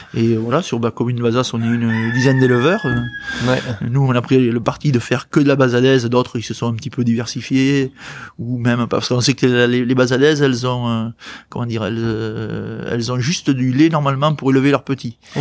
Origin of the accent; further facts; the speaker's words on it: Bordeaux, Nouvelle-Aquitaine, France; je suis de Bordeaux.